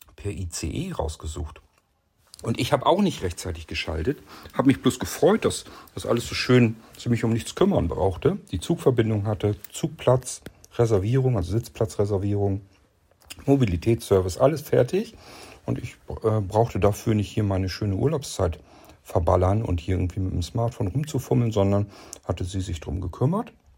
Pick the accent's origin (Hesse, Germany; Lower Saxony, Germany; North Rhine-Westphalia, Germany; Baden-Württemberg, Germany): Lower Saxony, Germany; ich als Niedersachse